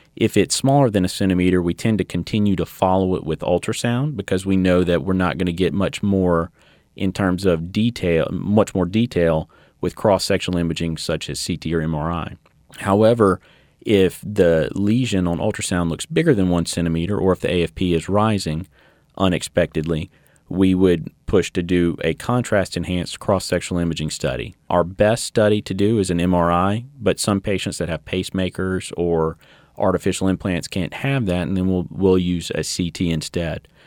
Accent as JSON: {"language": "English", "town": "Baton Rouge", "region": "Louisiana", "country": "United States", "also_born_or_lived": "Shreveport", "said": "originally from Baton Rouge"}